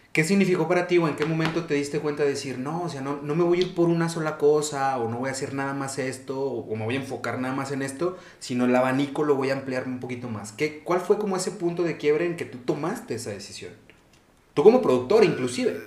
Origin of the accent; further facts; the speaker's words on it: Zacatecas, Mexico; moved away; also born or lived in Barcelona, Spain; yo salí de Zacatecas. Yo viví cuatro años y pico en España